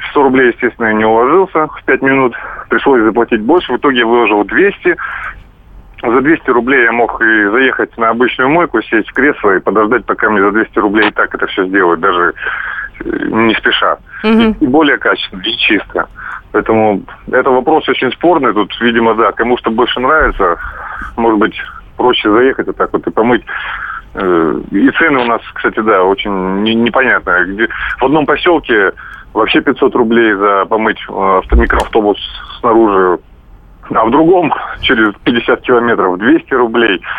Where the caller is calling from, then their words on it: Crimea, Ukraine; Э, я вам из Крыма звоню.